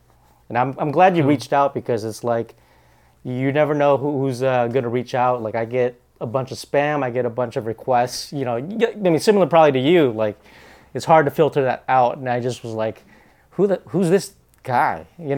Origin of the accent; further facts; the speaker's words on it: Bellingham, Washington, United States; I mean, I grew up in Bellingham, Washington, because we immigrated. We escaped the Vietnam War with my family.